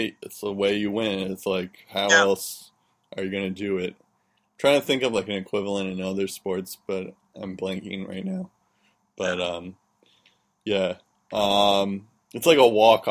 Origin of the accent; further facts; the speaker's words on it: United States; as an American